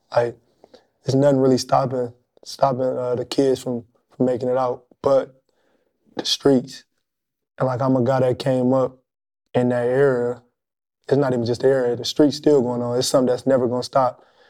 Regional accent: Detroit, Michigan, United States; growing up in Detroit

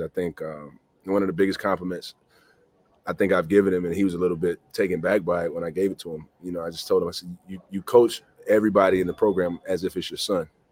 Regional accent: Mississippi, United States; moved away; I grew up in the South, and I was only really familiar with the SEC

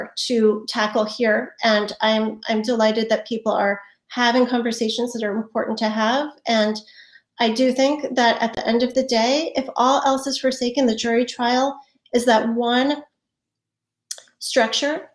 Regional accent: United States; as an American

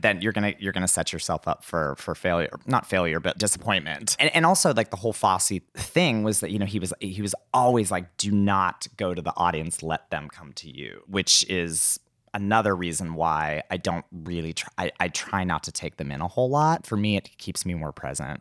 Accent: McDonald, Pennsylvania, United States; moved away; I'm originally from McDonald, Pennsylvania

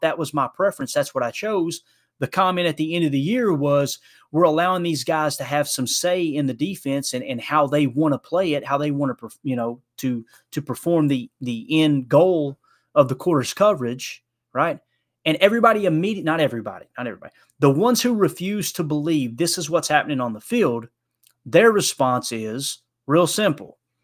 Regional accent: Kentucky, United States; accent: country singer; moved away; We were both born and raised in Kentucky

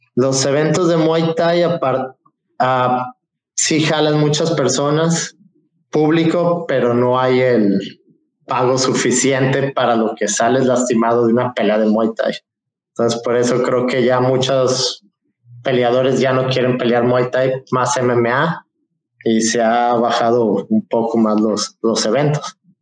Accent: Puerto Vallarta, Jalisco, Mexico; also born or lived in Cabo San Lucas; yo soy, como saben, soy de Puerto Vallarta

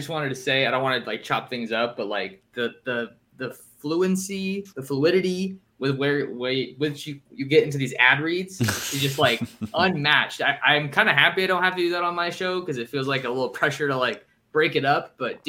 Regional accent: California, United States; but I grew up in the Bay going to those games

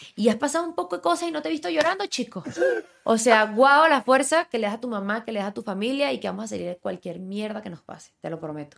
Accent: Ocumare, Venezuela; moved away as an adult; also born or lived in Villa de Cura, Venezuela / Miami, United States; now in Mexico City, Mexico; Ocumare que es donde yo crecí

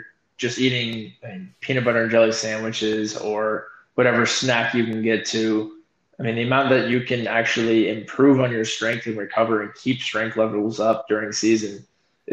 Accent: Arizona, United States; I'm from Arizona

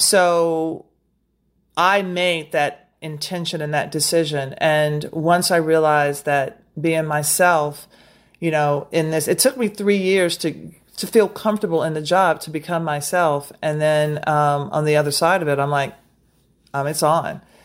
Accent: Nashville, Tennessee, United States; moved away; also born or lived in Brooklyn; I'm from Nashville

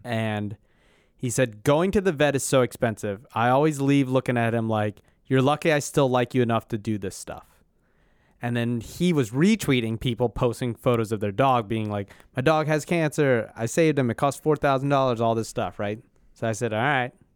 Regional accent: Philadelphia, Pennsylvania, United States; As a Philadelphian

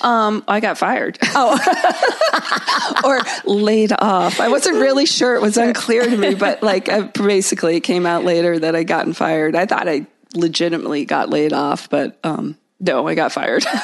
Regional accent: Connecticut, United States; also born or lived in London, England; I grew up in Connecticut

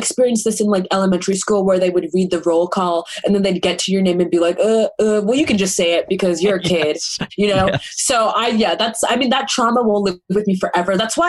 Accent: Massachusetts, United States; I'm from Massachusetts.

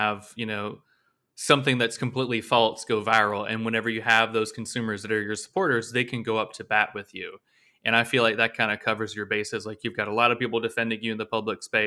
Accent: Blountstown, Florida, United States; I grew up in Bluntstown

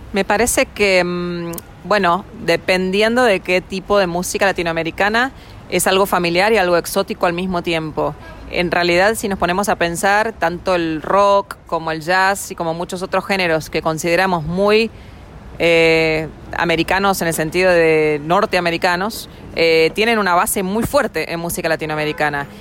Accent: Argentina; now in New York, United States; mi raíz eh, como argentina

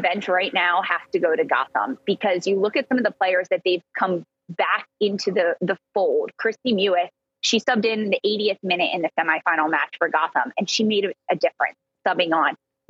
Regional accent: Philadelphia, Pennsylvania, United States; I'm from Philadelphia.

